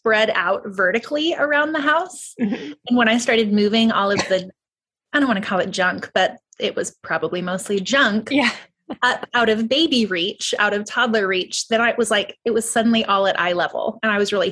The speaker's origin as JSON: {"language": "English", "town": "Waco", "region": "Texas", "country": "United States", "tie": "born or raised there", "said": "I was born and raised in Waco, and that's where I am raising my children. That's Waco, Texas, which is in Central Texas"}